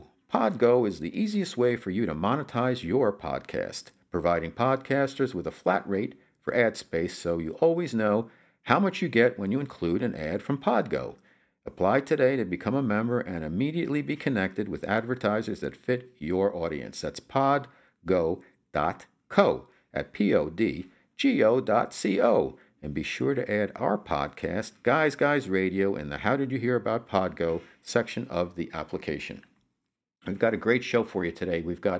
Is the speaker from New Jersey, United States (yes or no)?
yes; New Jersey, United States; also born or lived in New York; I come from New Jersey and New York, where, you know, half the year the weather is not that great anyhow.